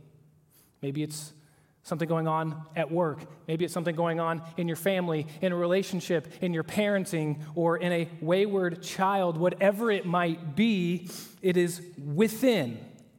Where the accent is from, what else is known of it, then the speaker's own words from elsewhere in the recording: Oklahoma, United States; moved away; I'm from Oklahoma.